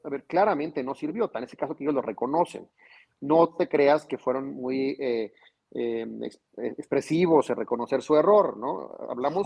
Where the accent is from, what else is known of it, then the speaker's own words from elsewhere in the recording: Zacatecas, Mexico; moved away; voy a regresar por Zacatecas porque estoy enamorado de mi ciudad, estoy enamorado de mi tierra